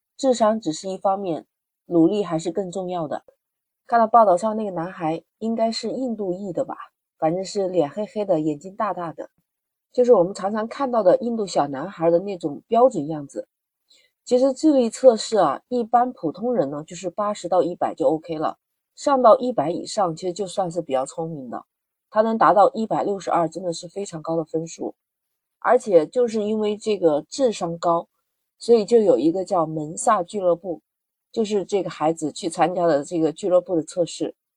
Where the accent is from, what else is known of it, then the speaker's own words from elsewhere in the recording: China; 在我们中国